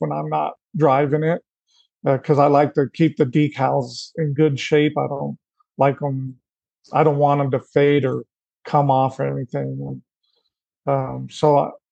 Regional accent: Colorado, United States; growing up in Colorado

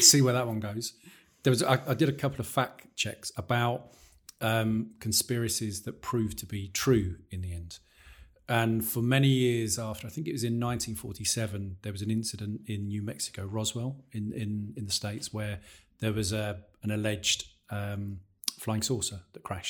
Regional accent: Peterborough, East of England, United Kingdom; I come from Peterborough

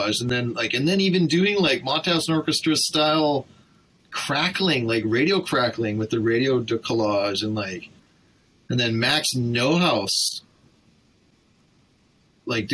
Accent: Vancouver, British Columbia, Canada; I'm from Vancouver

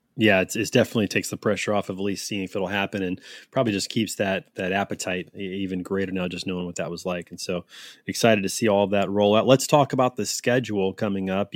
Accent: Kansas City, Missouri, United States; I am from Kansas City

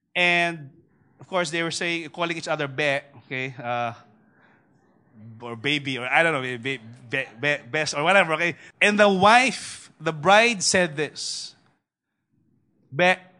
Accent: Manila, Metro Manila, Philippines; I grew up in Tondo personally. My, my first seven uh, years, I was actually raised in Tondo

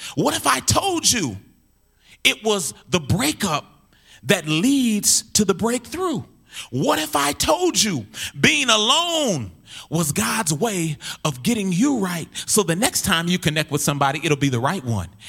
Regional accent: Minneapolis, Minnesota, United States; I'm from North Minneapolis

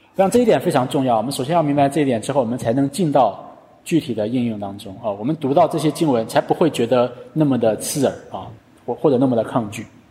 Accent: China; 我们中国人

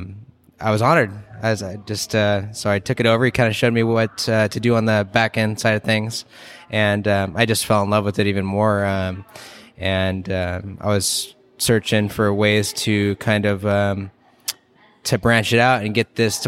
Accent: Portland, Oregon, United States; moved away as an adult; now in Central Valley, United States; growing up in Portland

